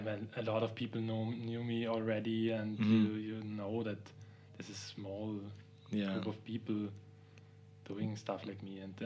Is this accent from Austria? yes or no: yes; Graz, Styria, Austria; moved away as an adult; now in Vienna, Austria; I'm from Graz.